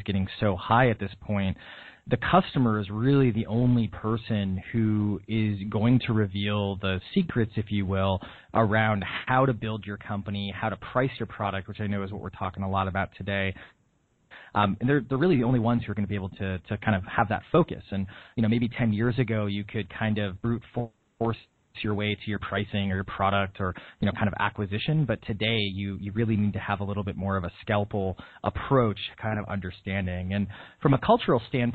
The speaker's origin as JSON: {"language": "English", "region": "Wisconsin", "country": "United States", "tie": "born or raised there", "also_born_or_lived": "Illinois / Washington, D.C.", "moved": "as an adult", "lives_now": "Boston, United States", "said": "I'm from Wisconsin, so I'm from a town with more cows than people"}